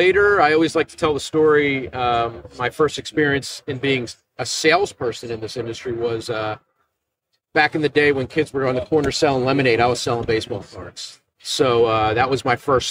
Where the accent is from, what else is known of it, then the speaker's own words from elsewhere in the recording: right outside of Philadelphia, Pennsylvania, United States; I'm not from Buffalo like you guys, but I'm from, you know, right outside of Philadelphia